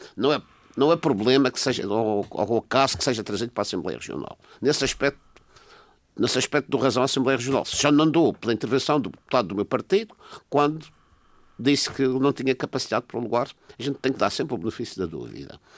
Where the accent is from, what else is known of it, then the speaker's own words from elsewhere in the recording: Madeira, Portugal; como madeirense que sou